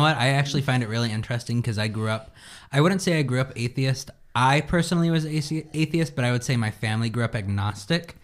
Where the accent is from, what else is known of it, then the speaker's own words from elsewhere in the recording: United States; as an American